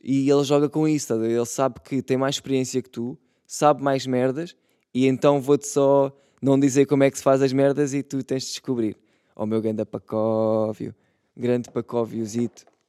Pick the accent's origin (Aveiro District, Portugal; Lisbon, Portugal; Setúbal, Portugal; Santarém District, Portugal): Setúbal, Portugal; Eu sou de Setúbal também